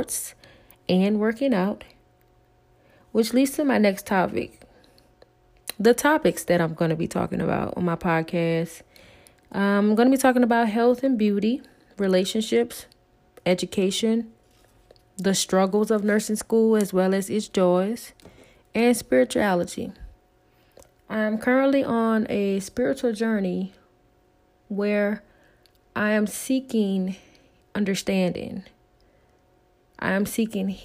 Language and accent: English; the South, United States; accent: Southern; I am from the South, as you may hear in my accent